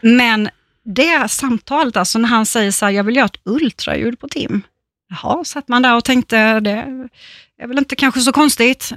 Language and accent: Swedish; Småland, Sweden; som vi säger hemma i Småland